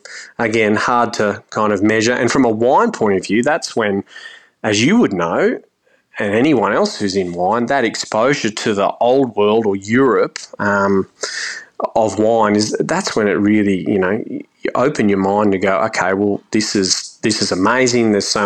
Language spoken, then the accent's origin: English; Australia; when you'd remark, I'm from Australia, they'd look at you weirdly